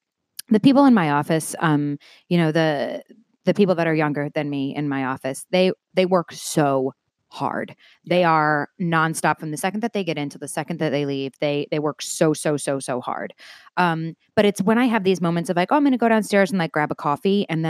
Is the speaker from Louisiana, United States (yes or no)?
no; New York, United States; Nassau County. Yeah, okay. So like 25, 30 minutes out of the city. And I loved growing up in New York.